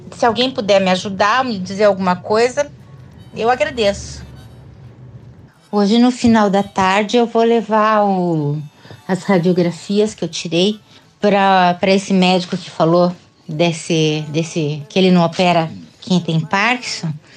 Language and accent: Portuguese; Curitiba, Paraná, Brazil; eu sou de Curitiba